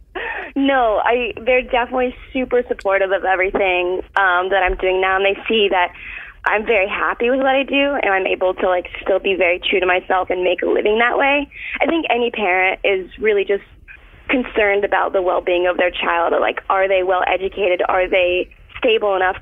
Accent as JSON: {"language": "English", "region": "Florida", "country": "United States", "moved": "yes", "said": "I'm from Florida."}